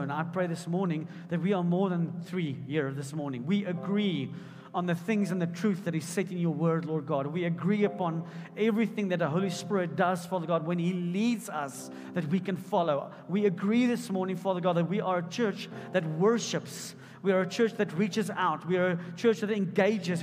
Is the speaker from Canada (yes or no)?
no; Potchefstroom, North West, South Africa; I grew up in Potchefstroom